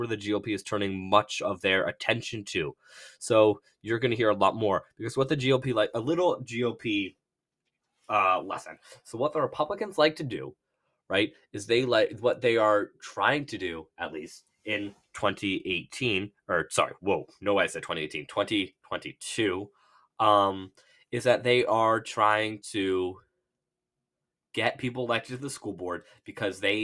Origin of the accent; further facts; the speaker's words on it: Bedford, Massachusetts, United States; I'm from Bedford, Mass